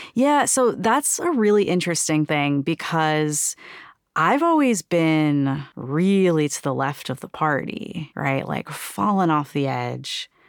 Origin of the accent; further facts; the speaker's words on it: New York City, New York, United States; Growing up in New York City in, like, super progressive, very radical kind of circles